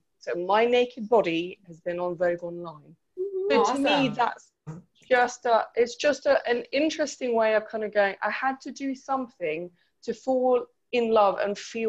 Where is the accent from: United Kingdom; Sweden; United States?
Sweden; moved away; I grew up in Sweden